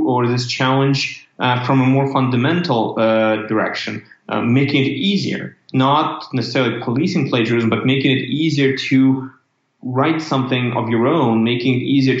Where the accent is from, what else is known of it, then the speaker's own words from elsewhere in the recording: Ukraine; moved away as an adult; also born or lived in Canada / United States; I'm originally from Ukraine, which is country in Europe